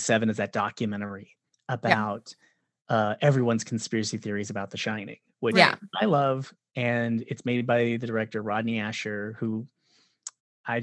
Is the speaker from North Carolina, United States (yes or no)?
no; Orange County, California, United States; I grew up in Orange County, and I was in the 90s, I was at like all the ska shows.